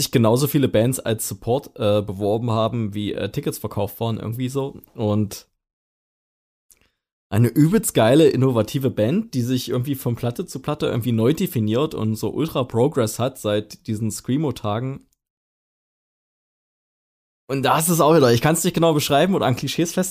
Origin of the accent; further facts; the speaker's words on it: East Germany, Germany; Ich finde irgendwie bei uns im Osten